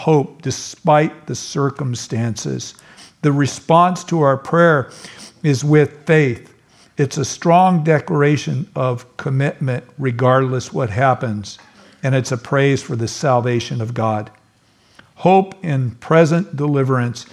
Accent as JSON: {"language": "English", "region": "California", "country": "United States", "said": "I'm a Californian"}